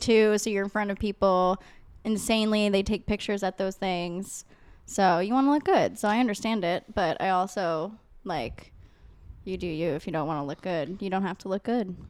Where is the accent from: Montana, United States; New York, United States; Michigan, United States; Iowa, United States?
New York, United States; I am from New York